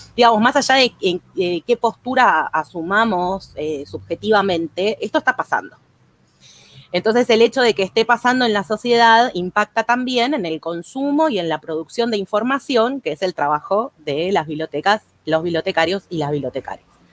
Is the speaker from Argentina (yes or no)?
yes; Argentina; como somos acá los argentinos